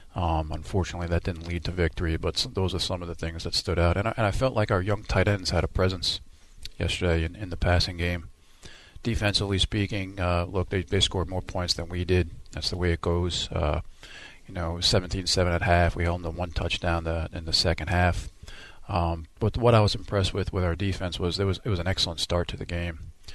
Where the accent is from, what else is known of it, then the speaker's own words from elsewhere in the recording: United States; now in Houston, United States; being from New York, New Jersey, that's where all my roots are